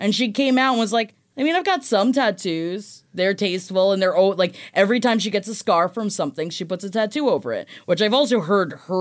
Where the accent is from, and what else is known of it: Clearwater, Florida, United States; born or raised there